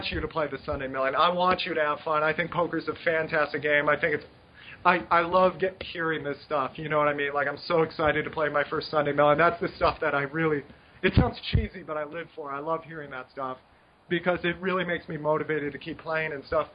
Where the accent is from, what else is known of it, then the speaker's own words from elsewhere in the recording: United States; moved away; I'm an American